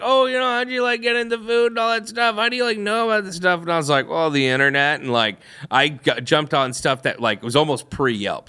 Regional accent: St. Louis, Missouri, United States; I grew up in Saint Louis

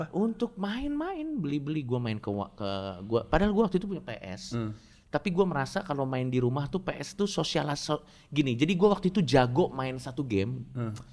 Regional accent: Depok, West Java, Indonesia; also born or lived in Jakarta; Gue lahir di Jakarta, uh. Uh, besar di Depok.

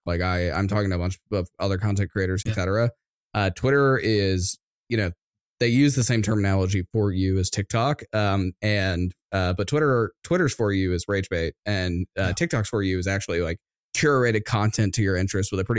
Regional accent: Atlanta, Georgia, United States; we grew up in Atlanta, so local to Atlanta

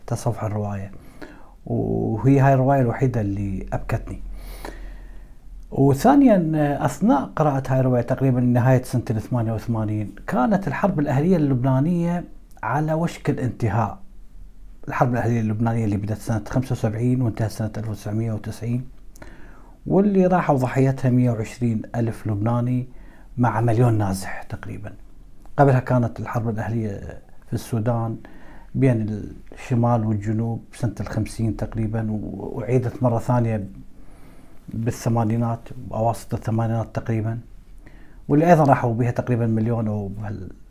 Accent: Iraq; بس ما كنت اتوقع انه راح يصير حرب اهليه في بلدي العراق

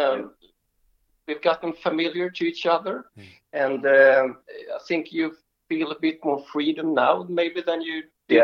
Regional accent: Sweden; first language Swedish; English is a second language; my native language, Swedish

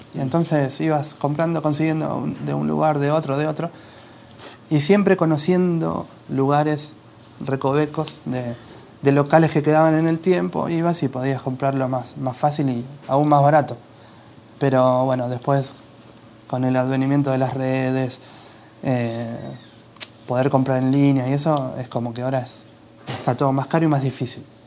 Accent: Argentina; born or raised there

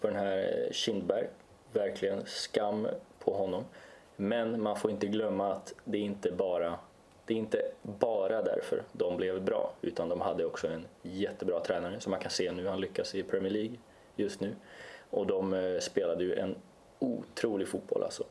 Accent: Östersund, Jämtland, Sweden; nu ska jag försvara min hemstad. Jag är född i Östersund

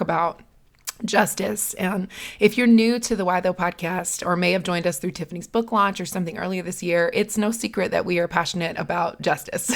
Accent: the South, Southern United States, United States; accent: Southern; my Southern accent

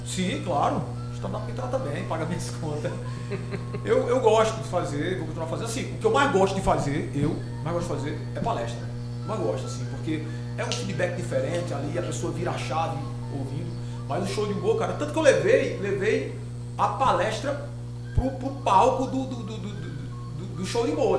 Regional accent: Crato, Ceará, Brazil; eu nasci no Crato

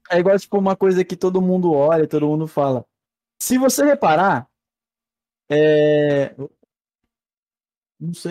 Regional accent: Minas Gerais, Brazil; accent: mineiro; Por algum motivo que eu desconheço, eu perdi o sotaque mineiro, basicamente, foi.

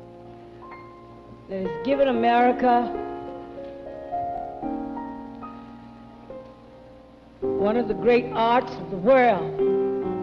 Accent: New Orleans, Louisiana, United States; born or raised there

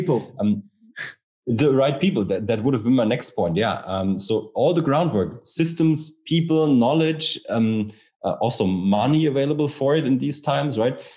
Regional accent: Rhineland, Germany; I'm from the Rhineland region in Germany

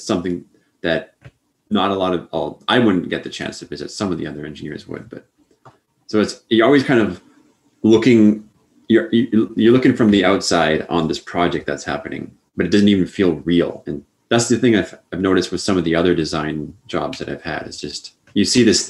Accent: Canada; also born or lived in Plainfield, Illinois; for me, coming into the U.S. as a Canadian

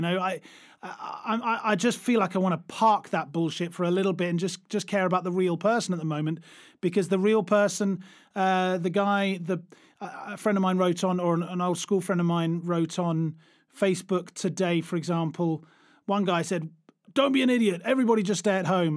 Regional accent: United Kingdom; now in Germany; I'm, I'm British, but I live in Germany

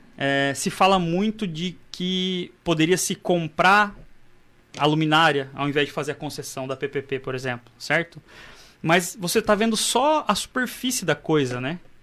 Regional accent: Mato Grosso, Brazil; eu era do Mato Grosso

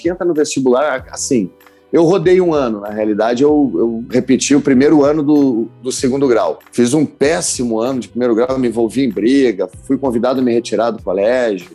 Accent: Porto Alegre, Rio Grande do Sul, Brazil; Eu sou do Menino Deus que é um bairro lá de Porto Alegre

